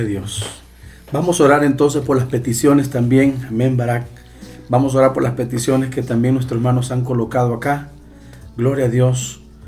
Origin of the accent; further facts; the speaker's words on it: El Salvador; mi país